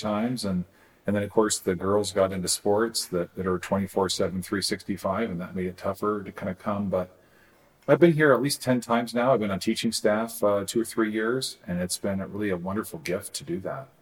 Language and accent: English; Eastern Washington State, United States; I grew up in Eastern Washington State